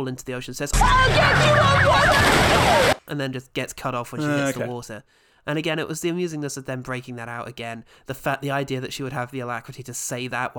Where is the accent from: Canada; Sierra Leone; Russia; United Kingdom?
United Kingdom; I'm a British man. One of the good ones.